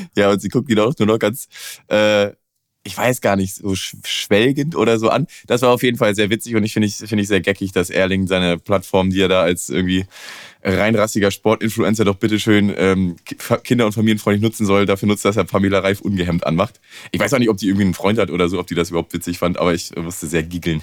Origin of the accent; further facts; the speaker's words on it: Northern Germany, Germany; now in Cologne, Germany; ich bin ja aus dem Norden